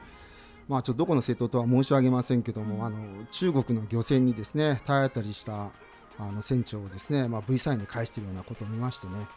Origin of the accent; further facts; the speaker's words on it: Japan; 今まで日本に生まれていて